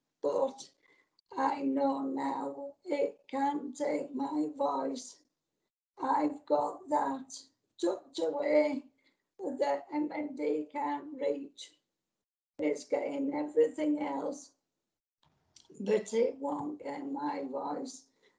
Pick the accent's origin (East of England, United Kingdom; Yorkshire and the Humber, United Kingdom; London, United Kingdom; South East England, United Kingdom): Yorkshire and the Humber, United Kingdom; accent: Yorkshire; My Yorkshire accent is something that I'm proud of. Apparently, I'm less Yorkshire now than I was when my voice was normal, we'll say.